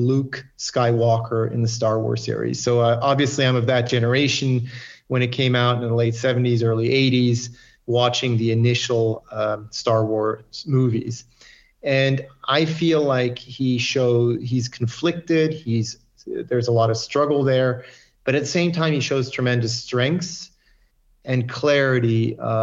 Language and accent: English; French-speaking Switzerland, Romandy, Switzerland; also born or lived in Saudi Arabia / Japan; I was born here in Switzerland in the French part. As a young child, my dad took a job in Saudi Arabia. So I started my education in Saudi Arabia. I went to an international American school. And at age 10, we came back to Switzerland.